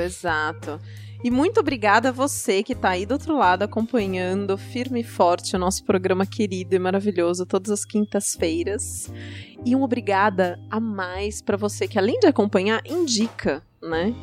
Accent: Southeast Region of Brazil, Brazil; Eu sou do Sudeste

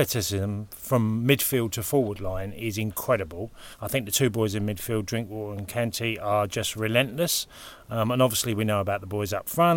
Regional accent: Orpington, London, United Kingdom; My mum was from Orpington in Kent, and I was born in Orpington in Kent

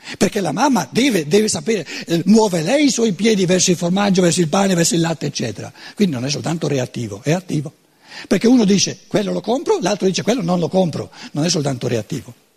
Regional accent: Germany; Italian is a second language; un povero tedesco

